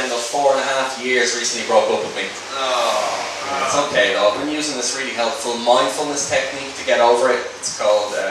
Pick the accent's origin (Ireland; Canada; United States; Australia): Ireland; Dublin, Leinster; moved away as an adult; now in London, United Kingdom; I moved over from Dublin to London like two years ago and honestly really love it. Like settled in really nicely, love the history, love the city. And it's as you can imagine coming from Ireland to England, there's been a huge cultural shocks.